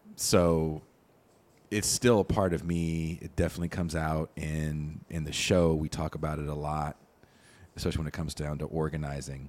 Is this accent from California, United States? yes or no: yes; Richmond, California, United States; also born or lived in Oakland, California; was born in Oakland, I grew up in Richmond, California